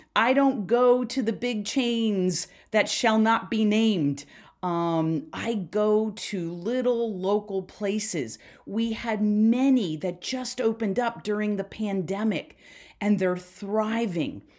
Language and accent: English; Philadelphia, Pennsylvania, United States; I'm from Philly